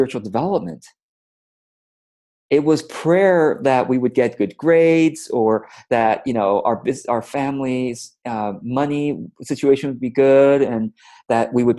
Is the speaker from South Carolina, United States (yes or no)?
no; Orange County, California, United States; also born or lived in Taipei, Taiwan; We immigrated to the States from Taiwan to the United States when I was about 7 years old. And so once I got here, we shortly moved to Orange County, California